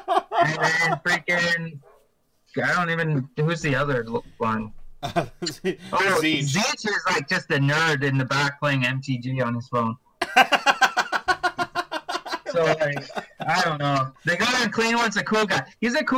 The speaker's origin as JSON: {"language": "English", "town": "Rocky Mountain House", "region": "Alberta", "country": "Canada", "said": "Oh yeah, and I am from Alberta. I'm up in Rocky Mountain House or near Red Deer."}